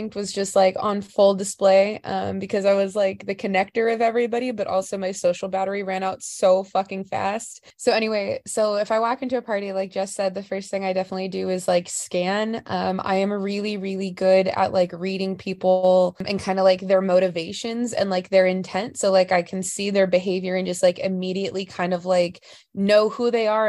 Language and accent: English; Los Angeles, California, United States; now in Denver, United States; I'm originally from Los Angeles, California